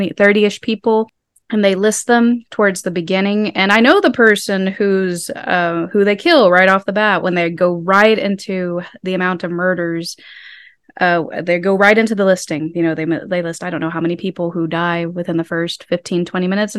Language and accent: English; Pawhuska, Oklahoma, United States; I'm from Pawhuska. Though I am Osage